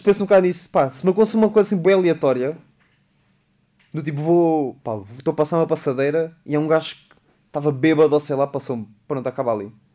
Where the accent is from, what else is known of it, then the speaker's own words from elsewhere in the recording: Beja, Alentejo, Portugal; é o pé de Beja, é o pé da minha terra